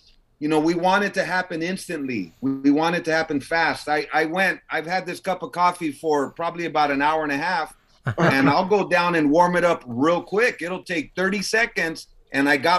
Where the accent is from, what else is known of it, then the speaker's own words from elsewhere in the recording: Los Angeles, California, United States; I was born in East LA, General Hospital. So I was born out there